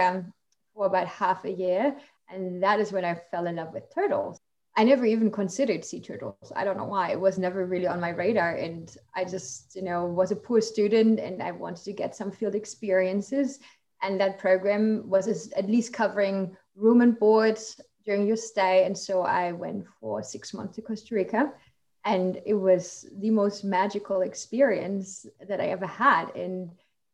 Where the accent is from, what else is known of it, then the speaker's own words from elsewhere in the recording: Germany; English is a second language; moved away as an adult; now in United States; I'm from Germany originally